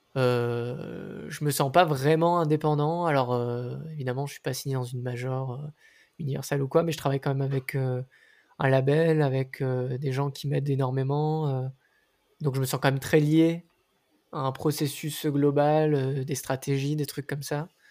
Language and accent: French; Nice, Provence-Alpes-Côte d'Azur, France; now in Paris, France; Je viens de Nice. J'habite à Paris maintenant.